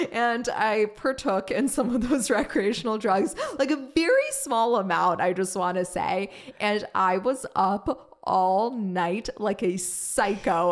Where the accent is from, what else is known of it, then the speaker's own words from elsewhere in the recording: Germany; now in United States; I grew up in Germany